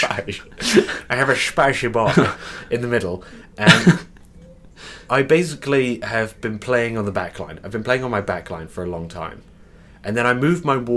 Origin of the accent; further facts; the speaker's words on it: United Kingdom; we're also British